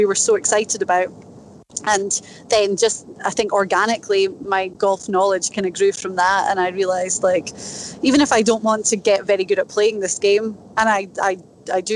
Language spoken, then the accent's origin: English; Inverness, Scotland, United Kingdom; accent: Scottish; moved away as an adult; now in United States; I was born in Inverness Scotland